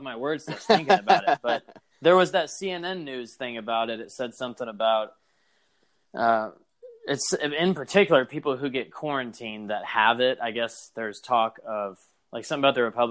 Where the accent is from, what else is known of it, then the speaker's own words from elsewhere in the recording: United States; I'm an American